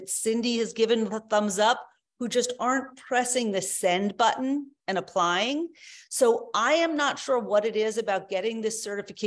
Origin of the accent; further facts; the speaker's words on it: United States; I grew up in the United States